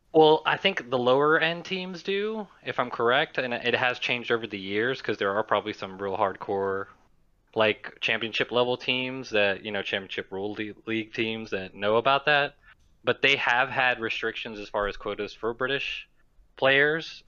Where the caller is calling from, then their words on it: Gulf Shores, Alabama, United States; I'm calling from Gulf Shores, Alabama